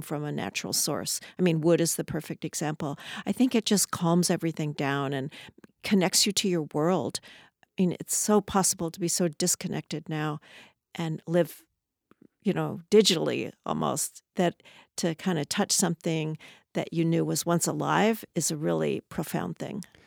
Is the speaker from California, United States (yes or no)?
yes; Southern California, United States; also born or lived in Los Angeles; now in Seattle, United States; I was actually, uh, born in, around Los Angeles and grew up in Southern California.